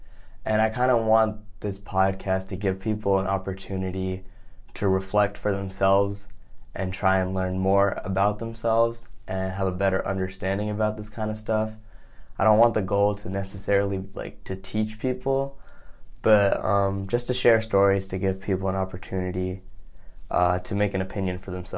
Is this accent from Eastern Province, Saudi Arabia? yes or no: yes; Jubail, Eastern Province, Saudi Arabia; born there; So I was born in Saudi Arabia. I was born in a city called Jubail. But my parents and all my family's from India. We're from a state in the very south of India called Kerala.